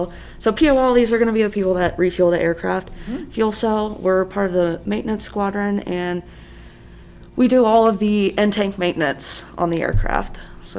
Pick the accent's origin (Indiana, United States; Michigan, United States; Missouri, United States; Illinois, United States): Indiana, United States; Batesville; moved away as an adult; also born or lived in Kirtland Air Force Base / MacDill Air Force Base; I'm originally from a small town in Indiana called Batesville